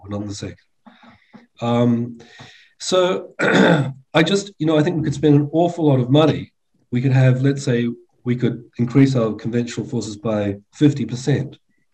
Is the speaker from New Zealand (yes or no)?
yes; New Zealand; now in England, United Kingdom; I'm a New Zealander by birth. I live in England now